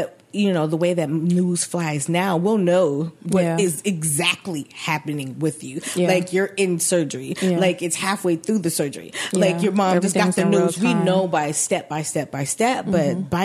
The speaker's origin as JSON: {"language": "English", "region": "West Coast", "country": "United States", "said": "I'm from the West Coast"}